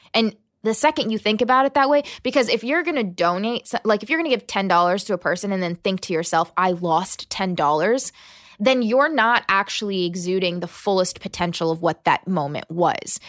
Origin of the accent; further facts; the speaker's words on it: La Plata, Maryland, United States; also born or lived in Huntington, West Virginia / Birmingham, Alabama / Selma, Alabama; I was born in West Virginia, then I lived in Birmingham and Selma, Alabama, and then I grew up in Southern Maryland